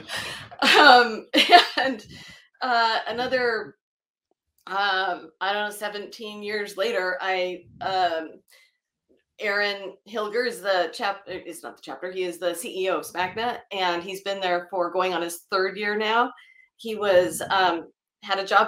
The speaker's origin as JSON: {"language": "English", "town": "San Diego", "region": "California", "country": "United States", "said": "I'm from San Diego. I went to college in San Diego, San Diego State, go Aztecs."}